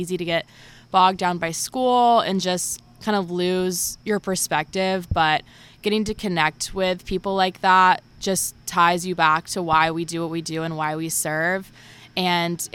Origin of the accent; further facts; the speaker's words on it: Charlotte, North Carolina, United States; moved away as an adult; now in Florida, United States; I'm from Charlotte, North Carolina